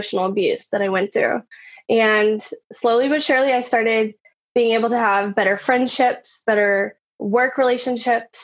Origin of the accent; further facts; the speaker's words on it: Austin, Texas, United States; I grew up in Austin